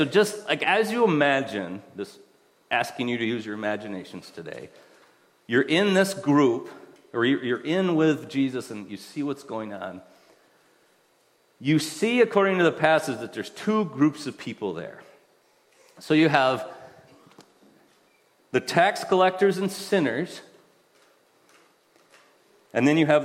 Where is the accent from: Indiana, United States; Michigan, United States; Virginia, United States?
Michigan, United States; Allendale; we grew up in West Michigan, I grew up in Allendale